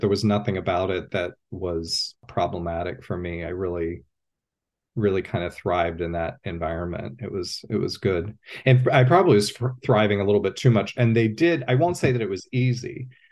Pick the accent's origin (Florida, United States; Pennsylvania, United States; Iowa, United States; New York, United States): Pennsylvania, United States; moved away as an adult; also born or lived in Columbus, Ohio / Athens, Ohio; I grew up in Pennsylvania